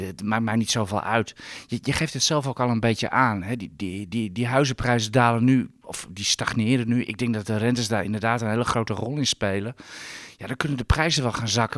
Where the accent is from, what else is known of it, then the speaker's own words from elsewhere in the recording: Netherlands; daar ben ik Hollander voor